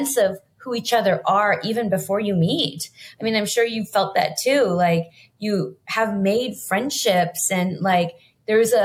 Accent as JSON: {"language": "English", "town": "Los Angeles", "region": "California", "country": "United States", "tie": "born or raised there", "said": "I grew up in Los Angeles"}